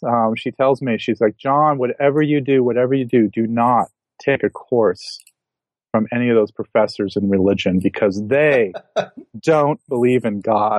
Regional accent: Akron, Ohio, United States; And I grew up in Akron, outside of Akron, Ohio, in a kind of lower middle class family.

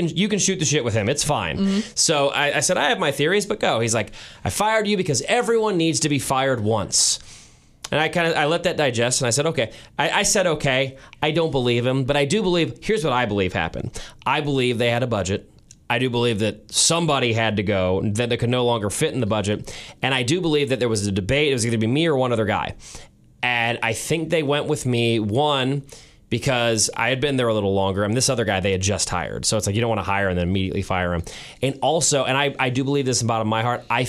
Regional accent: St. Louis, Missouri, United States; I was born and raised in St. Louis.

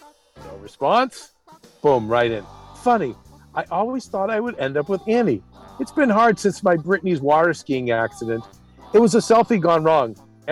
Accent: Vancouver, British Columbia, Canada; I'm from Vancouver.

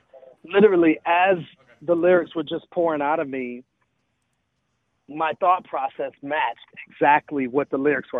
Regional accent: Milwaukee, Wisconsin, United States; moved away; also born or lived in Atlanta, Georgia; I was born in Milwaukee. I moved to Atlanta, actually, in 1987.

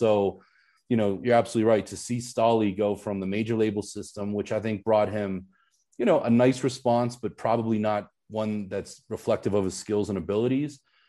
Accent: Pittsburgh, Pennsylvania, United States; where I grew up in Pittsburgh.

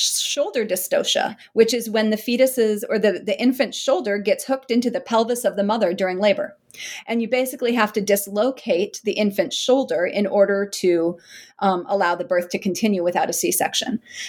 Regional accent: South Dakota, United States; And actually, so I'm from South Dakota and can't believe that I got to do some of my research around my hometown with people who I've known for decades.

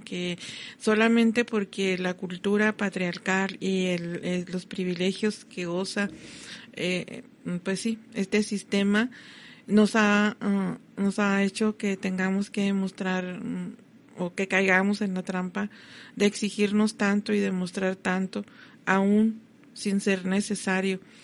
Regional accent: Ciudad Juárez, Chihuahua, Mexico; Yo sí soy mexicana, como que yo soy de Juárez

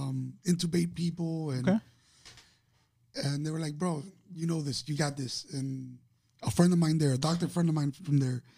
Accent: Miami, Florida, United States; Born and raised in Miami.

